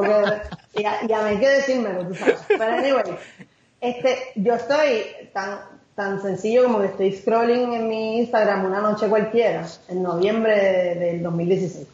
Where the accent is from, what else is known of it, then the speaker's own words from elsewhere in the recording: Carolina, Puerto Rico; moved away as an adult; yo nací, estudié en todos los niveles hasta la universidad en Carolina.